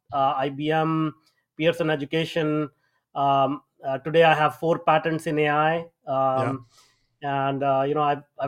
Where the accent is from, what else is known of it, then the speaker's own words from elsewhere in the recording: India; moved away; I grew up in India, if people can tell from my accent. I grew up in India.